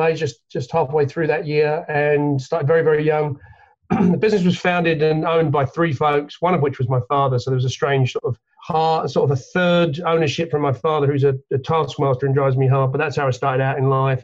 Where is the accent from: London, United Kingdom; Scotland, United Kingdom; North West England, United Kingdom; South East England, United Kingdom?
London, United Kingdom; now in Connecticut, United States; I grew up in London, England. You probably picked that up from the accent